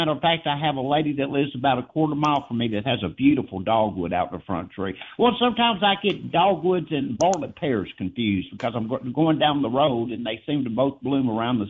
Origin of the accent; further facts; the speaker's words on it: American South, United States; accent: Forrest Gump; now in Corinth, United States; I'm American by birth and Southerner by the grace of God